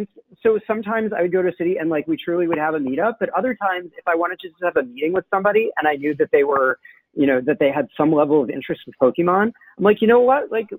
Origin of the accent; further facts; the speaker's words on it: Brooklyn, New York, United States; So I'm originally from Brooklyn. I don't sound like it because I grew up in the suburbs where we're taught a nice non-regional dialect